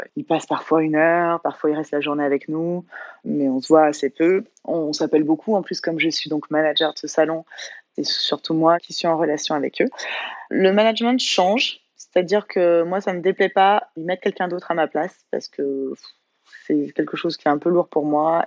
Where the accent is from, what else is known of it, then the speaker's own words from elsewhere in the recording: Bordeaux, Nouvelle-Aquitaine, France; moved away as an adult; also born or lived in Courchevel; now in Avignon, France; à la base, je viens de Bordeaux